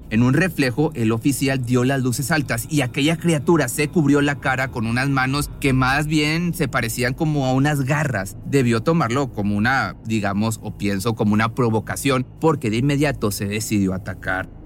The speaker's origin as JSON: {"language": "Spanish", "town": "Monterrey", "region": "Nuevo León", "country": "Mexico", "said": "la ciudad de Monterrey, en México, de donde yo soy"}